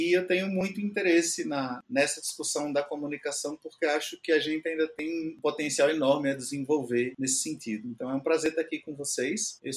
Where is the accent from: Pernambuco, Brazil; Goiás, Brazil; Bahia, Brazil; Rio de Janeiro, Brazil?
Pernambuco, Brazil; Recife; O Hernande foi para o Nordeste, eu vim de lá, eu vim de Recife